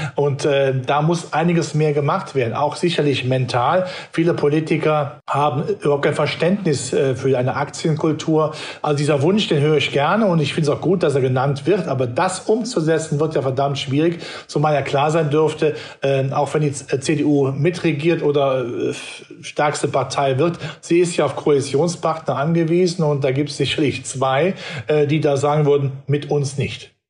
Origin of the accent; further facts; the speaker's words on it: North Rhine-Westphalia, Germany; ich bin ja Rheinländer